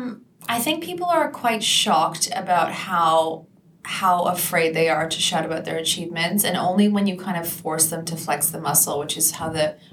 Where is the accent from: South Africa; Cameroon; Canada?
Canada; moved away; I'm originally from Canada.